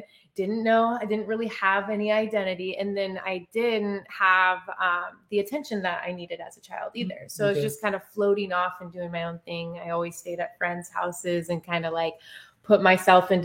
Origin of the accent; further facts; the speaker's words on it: Snoqualmie, Washington, United States; I grew up in a small town outside of Seattle, Snoqualmie, Washington